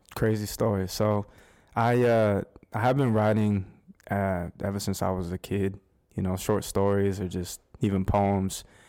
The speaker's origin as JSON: {"language": "English", "town": "Scottsdale", "region": "Arizona", "country": "United States", "tie": "born or raised there", "moved": "as an adult", "lives_now": "Winston-Salem, United States", "said": "I'm actually, uh, born and raised in, uh, Scottsdale, Arizona. Uh, that's my hometown."}